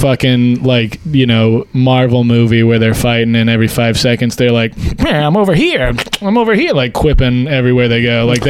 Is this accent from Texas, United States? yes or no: yes; Port Neches, Texas, United States; I'm from Port Neches, Texas, which is just outside of Port Arthur